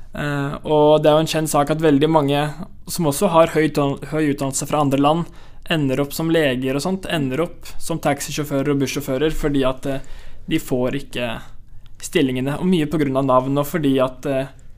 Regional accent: Norway; jeg er den første nordmannen

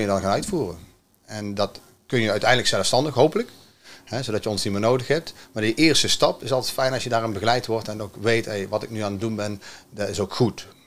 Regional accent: Vught, North Brabant, Netherlands; Uit Vught.

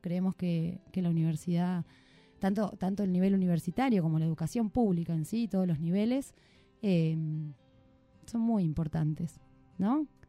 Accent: Argentina; como argentinos merecemos

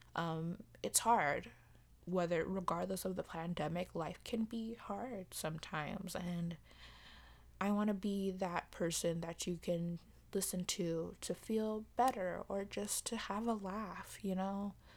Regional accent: United States; as an American

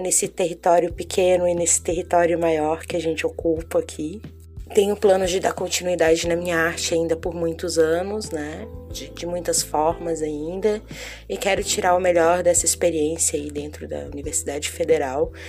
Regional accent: Florianópolis, Santa Catarina, Brazil; eu sou natural de Floripa

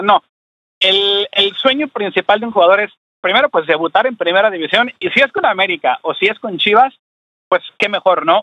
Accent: Mexico; la garra azteca como mexicanos

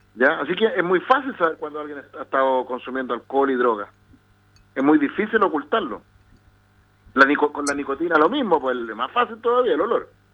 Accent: Chile; los adolescentes chilenos somos

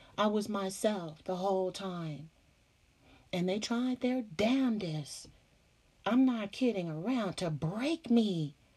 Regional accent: California, United States; I'm from Cali

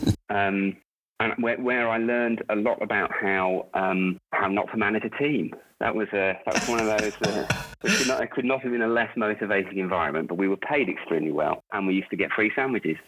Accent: Rugby, West Midlands, United Kingdom; moved away as an adult; also born or lived in Warrington; now in Melbourne, Australia; I am originally from Rugby in the UK. Uh, born, born actually in uh, Warrington first, but then moved back down to Rugby with my parents when uh, I was about a year old, and lived there till I was 18.

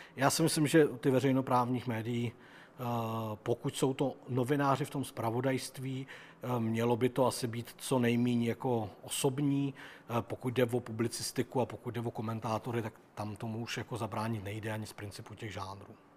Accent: Czechia; also born or lived in Germany; narodil jsem se tady, mluvím tím jazykem, žiju tady s těma lidma, jsem Čech a žiju tady rád

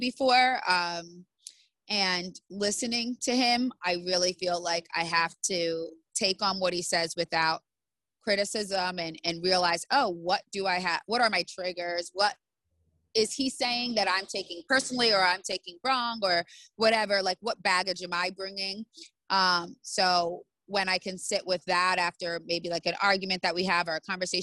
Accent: United States; I'm American

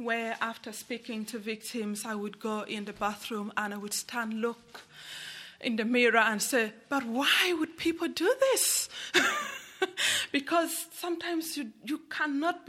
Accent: Uganda; moved away as an adult; I come from Uganda, and I was born, and I grew up, and I got married in a war-torn region

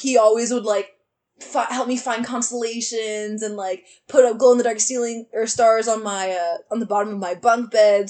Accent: Austin, Texas, United States; moved away as an adult; I'm gonna get away from Austin because I've been here my whole life

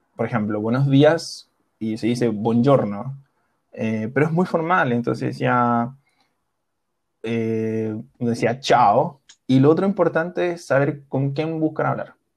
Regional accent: Chile; also born or lived in Milan, Italy; yo soy chileno, estudié mi universidad en Chile

